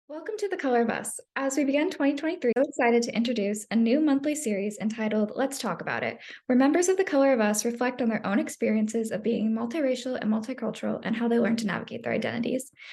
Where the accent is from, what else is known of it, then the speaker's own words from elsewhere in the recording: Phoenix, Arizona, United States; being in Phoenix the entire time